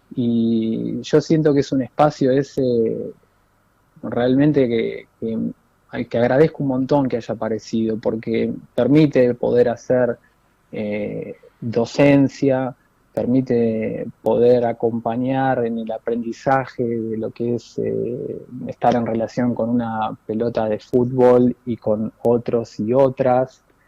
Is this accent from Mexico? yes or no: no; Buenos Aires, Argentina; also born or lived in Mallorca, Spain; yo soy de Mataderos, nacido en Mataderos